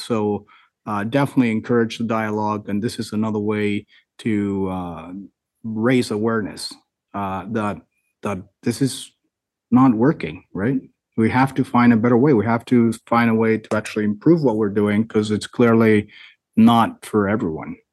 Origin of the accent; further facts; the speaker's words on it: United States; I'm American